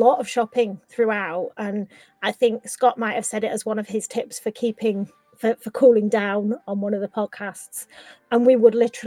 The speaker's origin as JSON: {"language": "English", "country": "United Kingdom", "said": "we're British"}